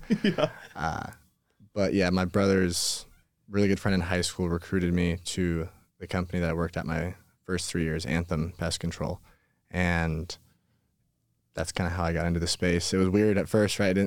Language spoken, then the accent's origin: English; Twin Falls, Idaho, United States; Uh, Twin Falls, Twin Falls, Idaho. Okay. So a little bit more north of here.